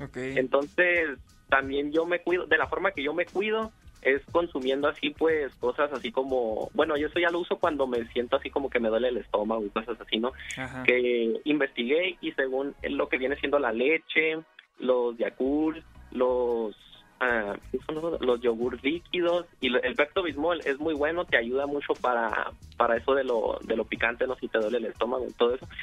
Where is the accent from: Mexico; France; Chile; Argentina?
Mexico; Tecate, Baja California; yo soy de la ciudad de Tecate, Baja California, México